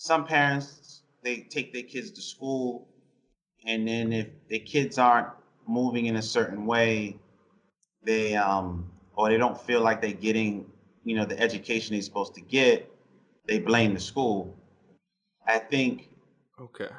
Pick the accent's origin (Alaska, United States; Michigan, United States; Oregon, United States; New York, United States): New York, United States; I grew up in New York